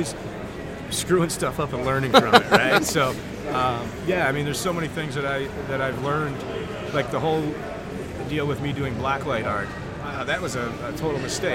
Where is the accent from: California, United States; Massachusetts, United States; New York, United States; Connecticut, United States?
New York, United States; an hour south of Buffalo; I'm from an hour south of here. This is my hometown